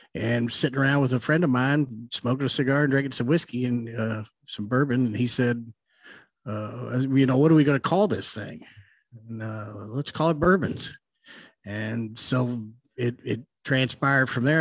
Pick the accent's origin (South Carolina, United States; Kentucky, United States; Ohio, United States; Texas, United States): Kentucky, United States; Louisville; growing up in Louisville, I didn't grow up too far from um, National Distillery.